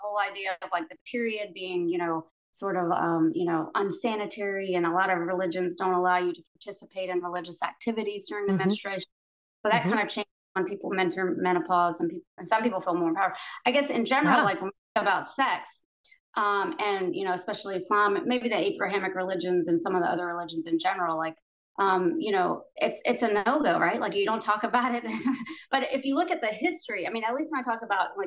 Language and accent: English; United States; I was born here in the States, but my parents are immigrants from Pakistan.